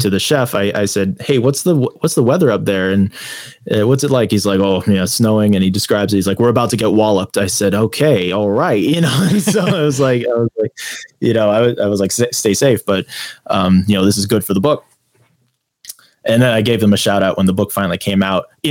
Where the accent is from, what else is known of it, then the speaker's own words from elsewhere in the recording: United States; I'm an author from America